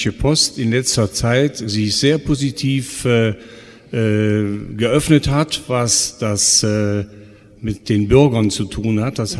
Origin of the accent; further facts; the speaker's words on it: North Rhine-Westphalia, Germany; ich meine, ich bin ja in Gladbach geboren und ja. groß geworden.